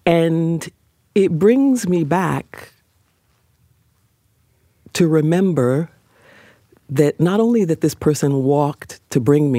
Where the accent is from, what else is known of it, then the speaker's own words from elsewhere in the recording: New York, United States; So I grew up on 146th Street between Lenox and what true Harlemites call 7th Avenue.